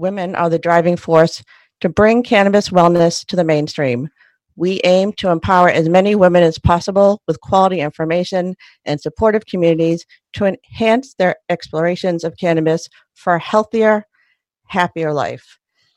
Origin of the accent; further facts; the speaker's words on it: Sharon, Massachusetts, United States; now in Cambridge, United States; I grew up in Sharon